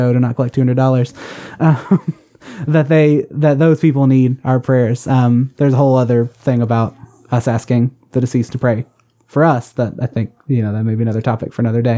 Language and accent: English; the South, United States; growing up in the Catholic Church, I was given a you know, there was still a lot of that, like, because we're still living in the South